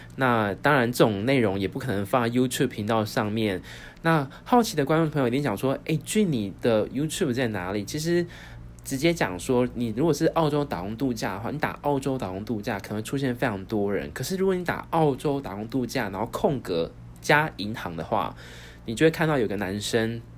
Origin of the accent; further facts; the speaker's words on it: Taiwan; also born or lived in Australia; 身为台湾人